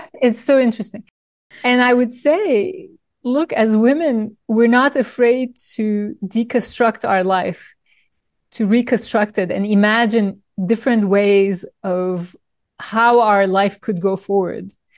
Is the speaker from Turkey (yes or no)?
yes; Turkey; moved away; I grew up in Turkey in a family of lawyers